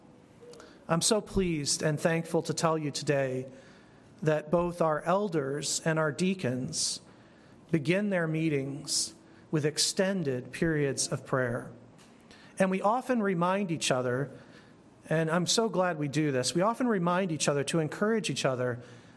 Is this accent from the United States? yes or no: yes; United States; Being an American